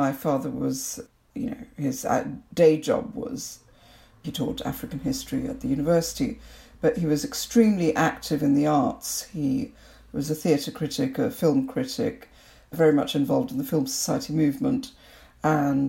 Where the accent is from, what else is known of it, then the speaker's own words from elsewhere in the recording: Kolkata, West Bengal, India; moved away as an adult; also born or lived in Liberia; now in United Kingdom; So there I was growing up in Calcutta. So we moved around a bit when I was in primary school. But for secondary school and what I call my formative years, we were in Calcutta.